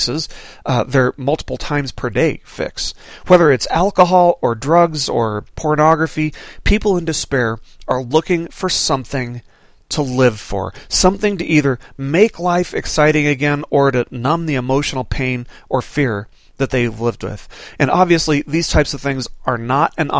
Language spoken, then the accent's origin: English; Las Vegas, Nevada, United States; When I was growing up in Las Vegas, I lived about half a mile away from a 7-Eleven convenience store